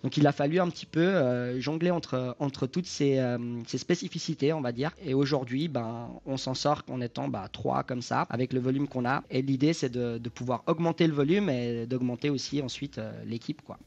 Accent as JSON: {"language": "French", "country": "Switzerland", "tie": "born or raised there", "said": "J'habite en Suisse, je suis né en Suisse, je suis d'origine euh, italienne, mais né en Suisse"}